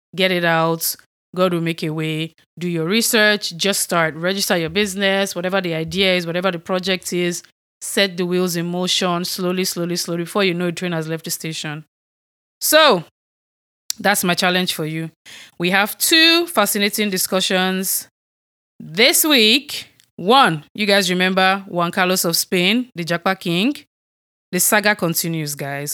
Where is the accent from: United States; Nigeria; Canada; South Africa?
Nigeria; moved away; I'm from Nigeria